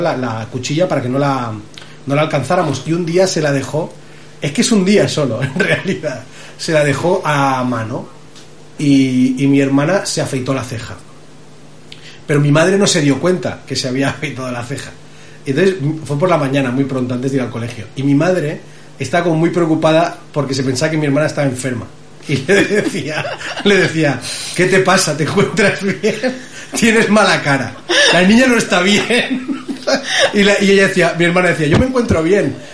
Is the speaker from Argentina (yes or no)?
no; Spain; llegamos los españoles